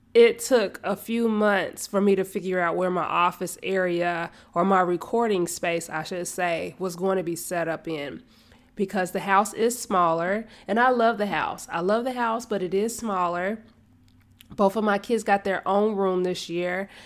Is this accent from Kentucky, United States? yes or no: no; Charlotte, North Carolina, United States; moved away as an adult; now in Kannapolis, United States; I was born and raised in Charlotte, and now I am in Kannapolis. I'm still in North Carolina